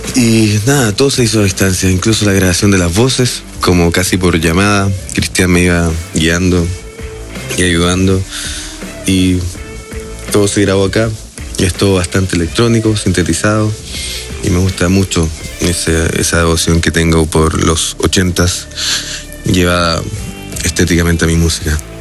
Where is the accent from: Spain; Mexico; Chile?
Chile; soy de Chile